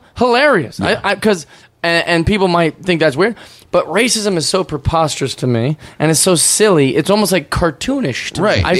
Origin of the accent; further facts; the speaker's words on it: Seattle, Washington, United States; And I'm from Seattle.